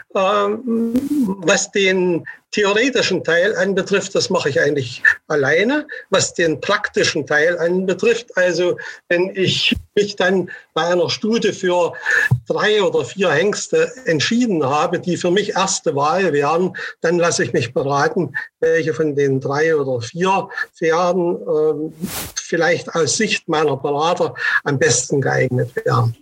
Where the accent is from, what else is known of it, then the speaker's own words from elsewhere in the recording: Leipzig, Saxony, Germany; meine Heimatstadt oder quasi Heimatstadt Leipzig